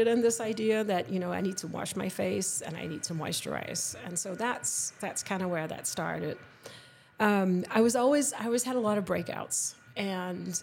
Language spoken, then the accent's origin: English; Denmark; moved away as an adult; now in United States; I grew up in Denmark